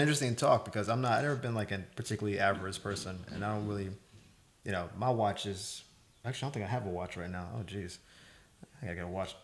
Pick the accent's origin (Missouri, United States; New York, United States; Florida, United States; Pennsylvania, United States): Florida, United States; moved away as an adult; now in Los Angeles, United States; I'm from Florida